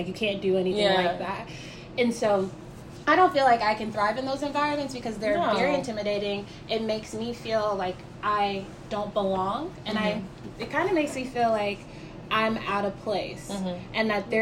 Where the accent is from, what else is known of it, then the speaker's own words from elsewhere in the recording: Kansas City, Missouri, United States; I grew up in Kansas City, Missouri, so it's KC Mo all day.